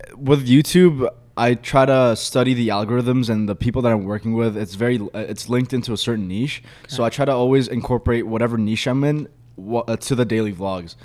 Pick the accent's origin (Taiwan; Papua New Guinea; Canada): Canada; Milton, Ontario; also born or lived in Egypt; I'm from Milton. It's a very small like town